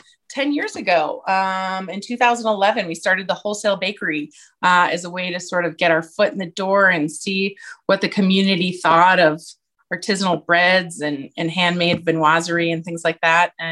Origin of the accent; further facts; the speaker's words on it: Chicago, Illinois, United States; moved away as an adult; also born or lived in Colorado Springs, Colorado; now in Jackson, United States; I grew up in Chicago, very far from the mountains